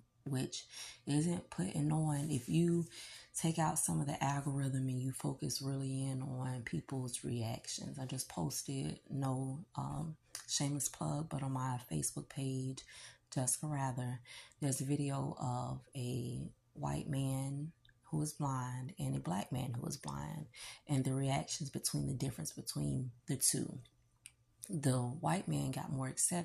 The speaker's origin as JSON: {"language": "English", "town": "Jacksonville", "region": "Florida", "country": "United States", "said": "I'm from Florida, Duval."}